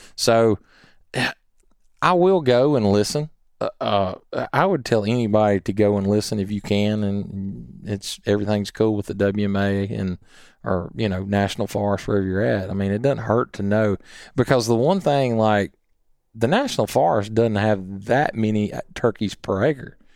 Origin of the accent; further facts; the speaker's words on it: Columbia, United States; growing up in Columbia